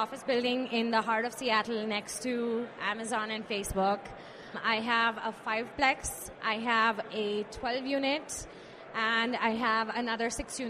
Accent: India; moved away; So I moved here from India back in 2005.

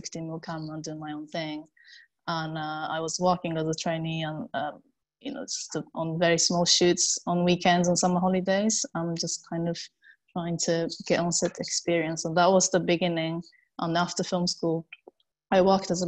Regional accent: Japan; English is a second language; moved away as an adult; now in London, United Kingdom; I'm originally from Japan. I live in London now

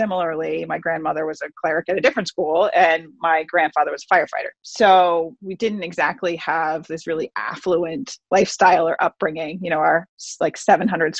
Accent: Boston, Massachusetts, United States; also born or lived in Northern California; Grew up just outside Boston for the most part. I was born in Northern California, but we moved when I was two. So really, I'm pretty much from Boston

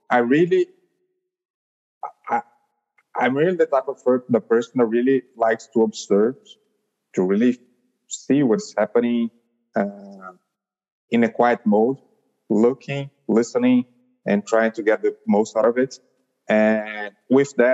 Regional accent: São Paulo, Brazil; I'm from Brazil, São Paulo

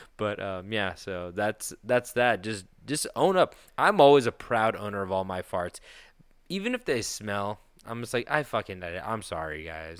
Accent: Petaluma, California, United States; That brewery is in my hometown

